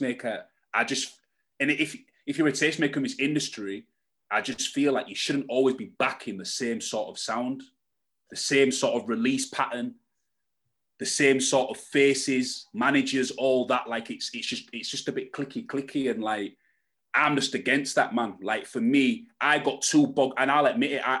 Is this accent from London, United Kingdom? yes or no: no; Hull, Yorkshire and the Humber, United Kingdom; I'm from Hull, where there's no blueprint for acts like me, and there's no industry infrastructure in Hull